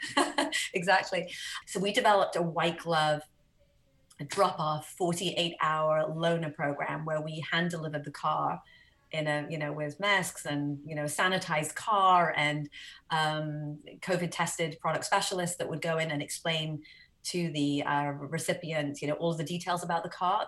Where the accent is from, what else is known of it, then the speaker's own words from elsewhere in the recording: Wales, United Kingdom; moved away as an adult; now in United States; I grew up in Wales I didn't go to college.